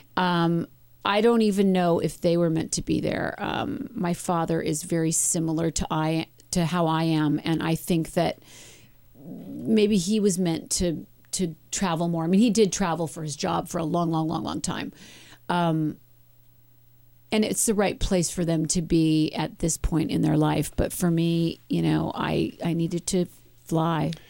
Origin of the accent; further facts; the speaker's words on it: Medford, Oregon, United States; moved away; my time in Medford, growing up